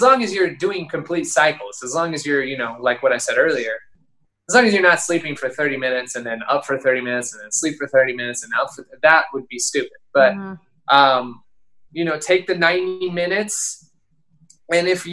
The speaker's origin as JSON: {"language": "English", "town": "Phoenix", "region": "Arizona", "country": "United States", "moved": "yes", "said": "I'm from Phoenix."}